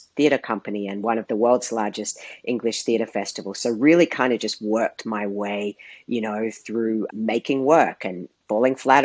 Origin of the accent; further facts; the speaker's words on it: Australia; I grew up in Australia, and despite growing up in the third largest city